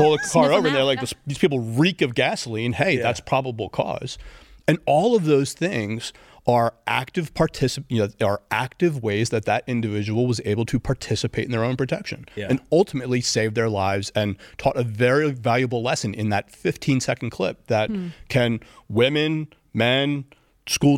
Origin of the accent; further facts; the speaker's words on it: Philadelphia, Pennsylvania, United States; I grew up in Philly